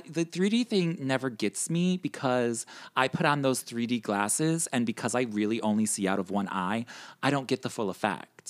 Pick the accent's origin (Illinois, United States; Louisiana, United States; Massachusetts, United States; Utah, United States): Illinois, United States; Chicago; now in New York, United States; I'm originally from Chicago